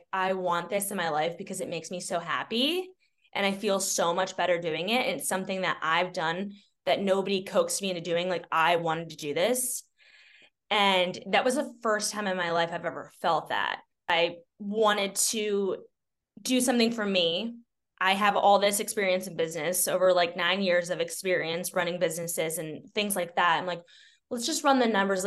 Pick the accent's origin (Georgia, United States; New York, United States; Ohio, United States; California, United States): Ohio, United States; Lake Milton; also born or lived in Lakewood, Ohio; I grew up in Lake Milton, Ohio.